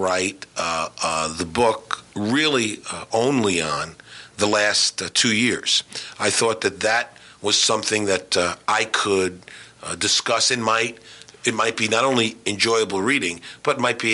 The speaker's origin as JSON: {"language": "English", "town": "New York City", "region": "New York", "country": "United States", "tie": "born or raised there", "also_born_or_lived": "North Carolina", "moved": "yes", "said": "growing up in Queens and watching my dad's basketball teams play"}